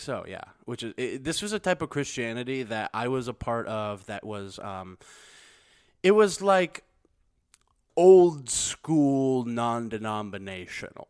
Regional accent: Missouri, United States; being from Missouri

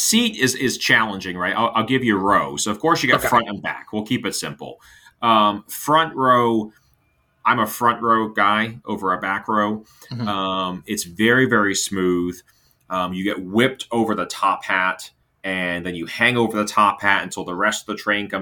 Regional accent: Hampton Roads, Virginia, United States; now in Orlando, United States; my hometown in Hampton Roads, Virginia

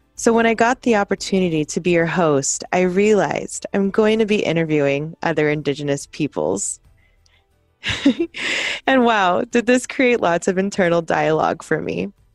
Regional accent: South Texas, United States; now in Seattle, United States; Growing up in South Texas, I am a product of assimilation

